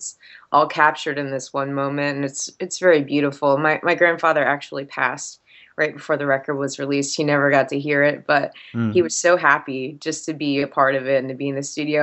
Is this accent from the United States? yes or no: yes; New Jersey, United States; moved away; also born or lived in Orlando / Atlanta; growing up in South Jersey